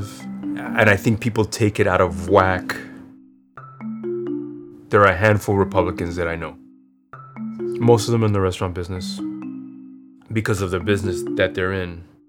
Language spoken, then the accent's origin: English; New York City, New York, United States; also born or lived in South Bronx, New York; We moved to Corona, Queens